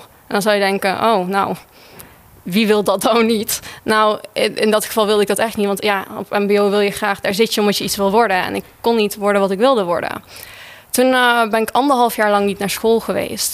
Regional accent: Netherlands; ik ben een echte Hollandse meid met blauwe ogen, blond haar.

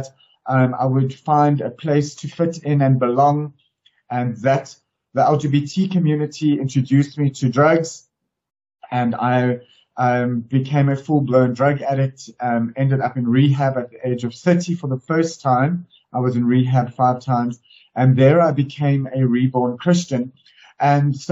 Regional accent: Durban, KwaZulu-Natal, South Africa; now in Johannesburg, South Africa; I grew up in KwaZulu-Natal in Durban at the coast

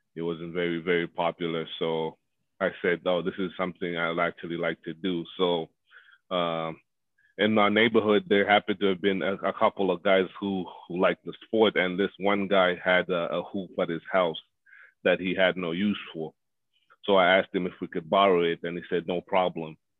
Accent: Zambia; born and raised in Zambia where soccer, you know, is primarily the number one sport

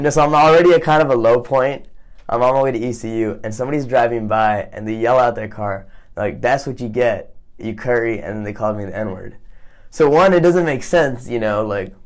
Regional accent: the Triangle, North Carolina, United States; English is a second language; moved away as an adult; also born or lived in Jubail, Saudi Arabia / Kerala, India; now in Greenville, United States; I grew up in the Triangle, so lots of Indian people

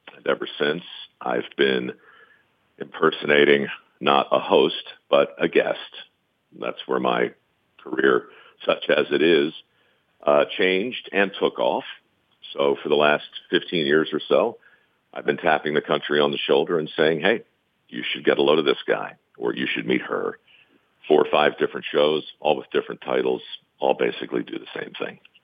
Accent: Baltimore, Maryland, United States; born or raised there

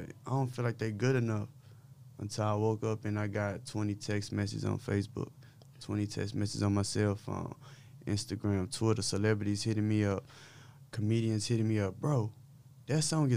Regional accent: Dallas, Texas, United States; I'm from South Oak Cliff, Oxbow Lane, the street I grew up on

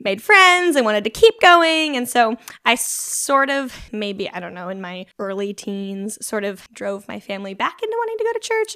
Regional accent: Junction City, Oregon, United States; I grew up in Junction City, which which is just outside

